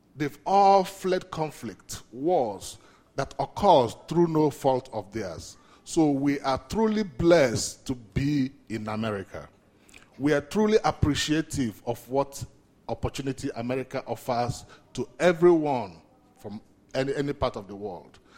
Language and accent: English; Nigeria; moved away; I'm originally from Nigeria